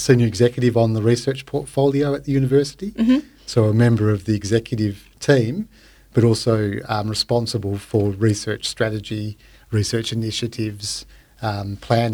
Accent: Perth, Western Australia, Australia; I'm from Perth and went to high school here in WA

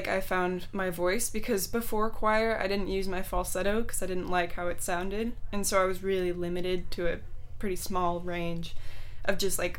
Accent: Texas, United States; born there; now in San Mateo, United States; I mean, I was born in Texas, but I didn't start playing sports really till I got here.

